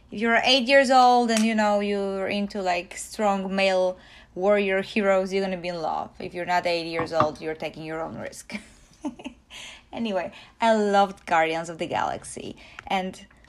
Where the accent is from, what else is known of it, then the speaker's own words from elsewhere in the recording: Poland; moved away; I come from Poland